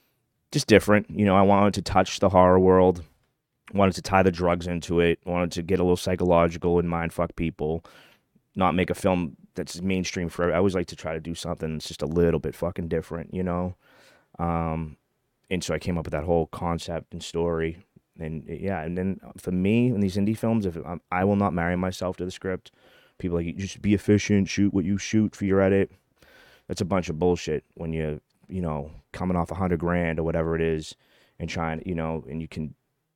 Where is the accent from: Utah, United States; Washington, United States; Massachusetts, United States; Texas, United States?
Massachusetts, United States; Charlestown; So they're tearing down the Bunker Hill projects that I grew up in Charlestown.